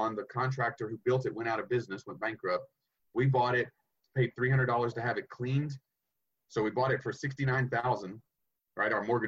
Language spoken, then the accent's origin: English; East Tennessee, United States; moved away; I grew up in East Tennessee